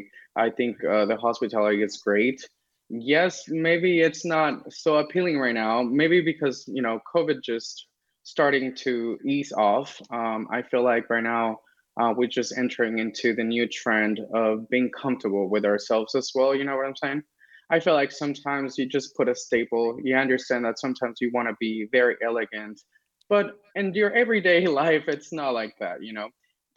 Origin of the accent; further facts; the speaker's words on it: Los Angeles, California, United States; also born or lived in Las Vegas, Nevada; I was born here in LA. I'm streaming from LA right now. And I grew up here in California. And then I happened to move to Las Vegas. And I spent my maybe 10 years there. And then I just came back in 2019